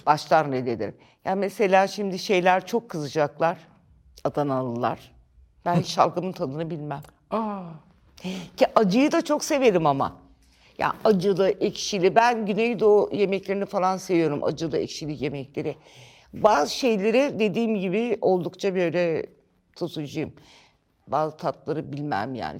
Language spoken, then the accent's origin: Turkish; İzmit, Kocaeli, Turkey; also born or lived in Tunceli; now in Ankara, Turkey; ben ilkokul 5'e e kadar Ankara, ondan sonra İzmit.